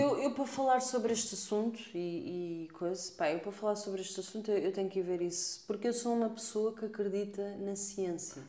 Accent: Portugal; nós somos tugas

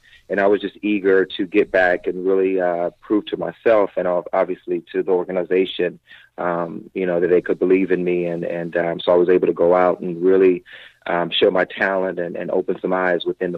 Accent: South Carolina, United States; growing up in South Carolina, the Braves was my team

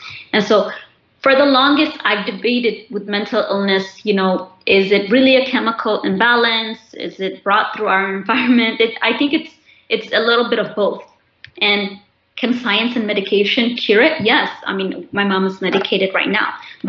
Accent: Ethiopia; I'm doing it now more than I did the years after I came from Ethiopia.

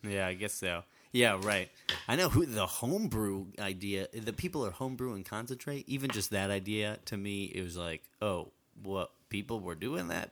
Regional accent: Massachusetts, United States; I grew up in Massachusetts

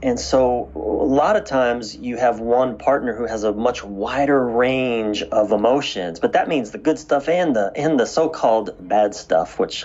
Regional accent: East Coast of the United States, United States; I was raised on the East Coast of the United States.

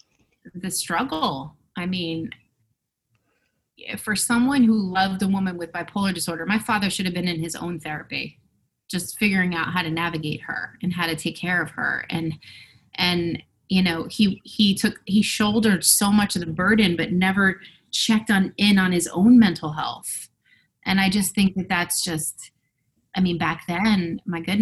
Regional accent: Westfield, New Jersey, United States; I grew up in Westfield, New Jersey, which is central New Jersey

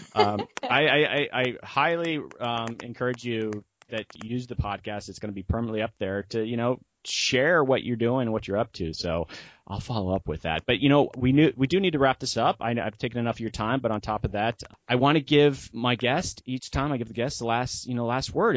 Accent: Florida, United States; I'm a coastal guy. I'm from Florida

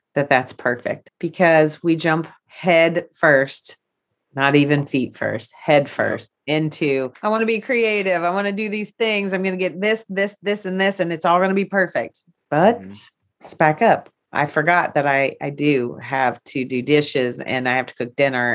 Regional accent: United States; I grew up on Rock Creek Holler

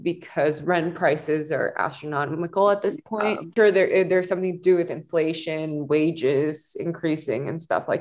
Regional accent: Singapore; moved away as an adult; now in Los Angeles, United States; I grew up in Singapore and then I came to LA.

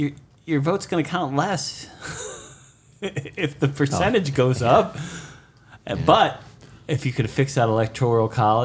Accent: Massachusetts, United States; moved away; I was like, I'll be in my hometown.

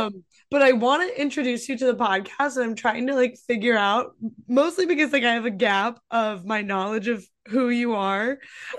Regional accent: Midwest, United States; moved away; growing up in the Midwest

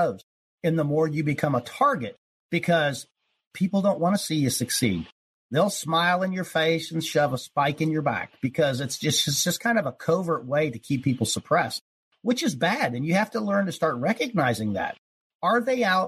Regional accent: Ohio, United States; I was born in Ohio, you know, spent a lot of time in the country, in the woods, and fishing and hunting

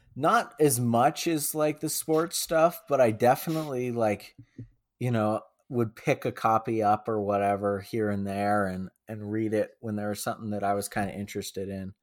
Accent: Boulder, Colorado, United States; moved away as an adult; now in Albuquerque, United States; I was born and raised in Boulder. Um, grew up there

